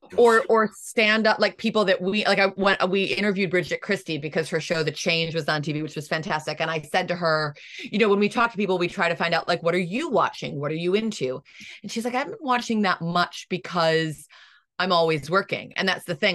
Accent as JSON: {"language": "English", "country": "United States"}